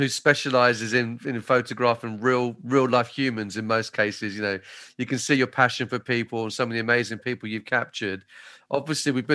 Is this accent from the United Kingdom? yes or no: yes; Maidstone, South East England, United Kingdom; I'm from Maidstone. People from Maidstone, we don't leave Maidstone very often